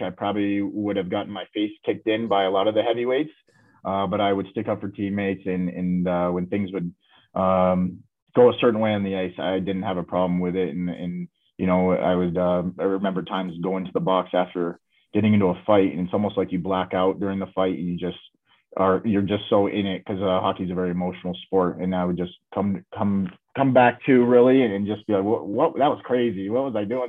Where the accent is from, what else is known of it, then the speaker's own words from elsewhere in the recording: Michigan, United States; growing up in Michigan, I was only about two hours away from Fort Wayne